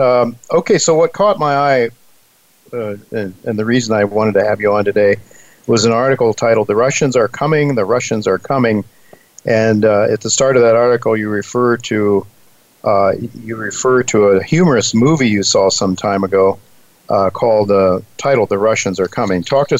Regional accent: Ohio, United States; I grew up in Ohio, the Buckeye State

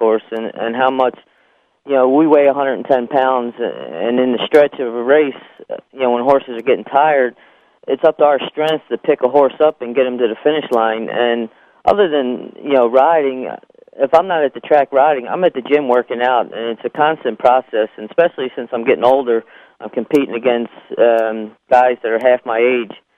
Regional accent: Philadelphia, Pennsylvania, United States; moved away as an adult; also born or lived in Kentucky; I'm from Philadelphia. I was born on March 17th of 1961, and I grew up playing all kinds of sports, but I really excelled at playing ice hockey in high school. And my senior year, I led the city in scoring in Philadelphia

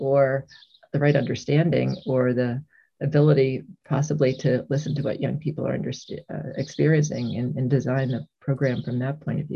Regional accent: Hartford, Connecticut, United States; I grew up in the Hartford, Connecticut area

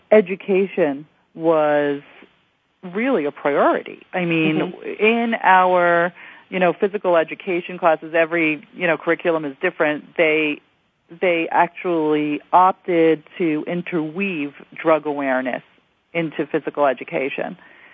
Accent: New York City, New York, United States; I grew up in the New York City school system

